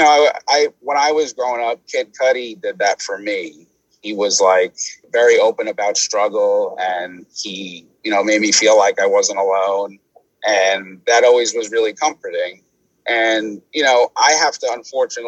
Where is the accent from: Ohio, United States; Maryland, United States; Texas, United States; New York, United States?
New York, United States; New York City; I'm from Staten Island